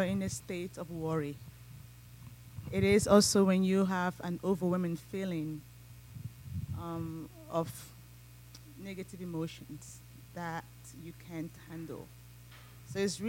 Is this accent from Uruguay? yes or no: no; Nigeria; moved away as an adult; now in Philippines; I'm from Nigeria